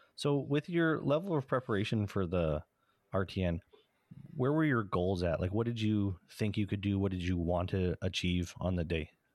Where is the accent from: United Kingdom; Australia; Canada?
Canada; we're Canadian